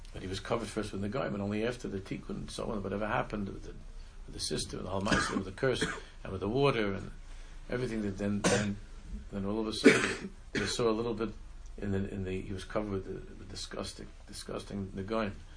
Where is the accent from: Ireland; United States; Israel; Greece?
Israel; moved away; when I was growing up in Israel, and I was again I lived in Israel